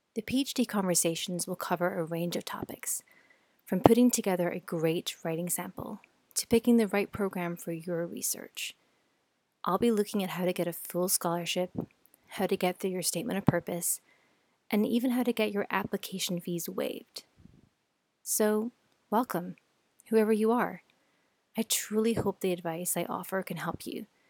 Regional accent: Scotland, United Kingdom; moved away as an adult; also born or lived in New York City, United States; now in California, United States; I was born and raised in Scotland. You might be able to hear my accent

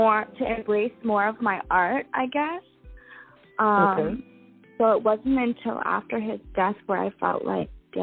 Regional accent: Toronto, Ontario, Canada; I grew up in and around Toronto

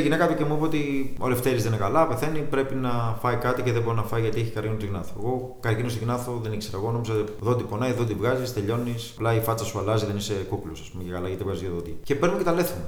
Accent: Piraeus, Attica, Greece; also born or lived in Canada; Έχω μεγαλώσει Πειραιά, γεννήθηκα Καναδά.

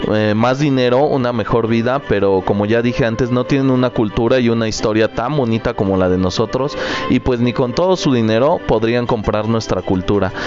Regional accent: Mexico; nosotros los mexicanos

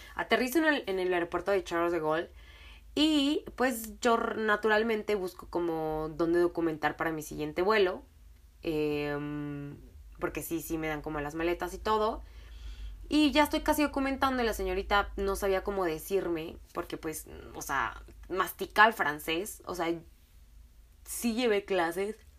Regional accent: Mexico; de México.

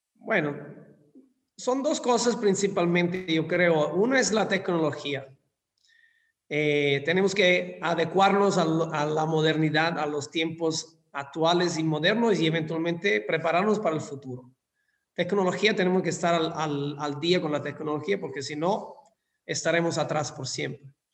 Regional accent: Scilla, Calabria, Italy; Spanish is a second language; moved away as an adult; also born or lived in London, United Kingdom / Dubai, United Arab Emirates / Singapore / Malaysia; now in Mexico; en mi, en mi pueblo natal, donde, donde nací, que se llama Scilla, es en el sur de Italia

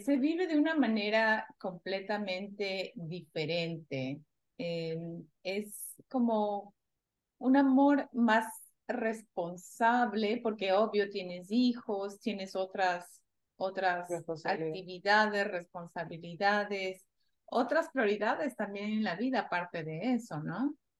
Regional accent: Ecuador; moved away as an adult; yo crecí en Ecuador cuando era joven

